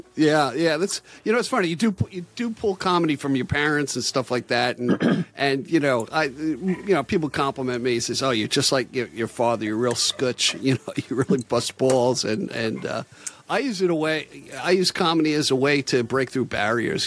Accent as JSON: {"language": "English", "area": "Long Island", "region": "New York", "country": "United States", "said": "I'm from Long Island."}